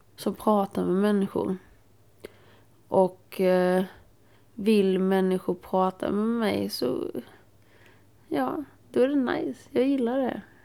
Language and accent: Swedish; Småland, Sweden; jag är från Småland